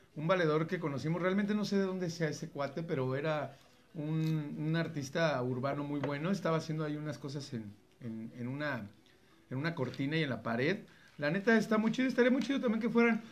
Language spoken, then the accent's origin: Spanish; Mexico; lo que somos como mexicanos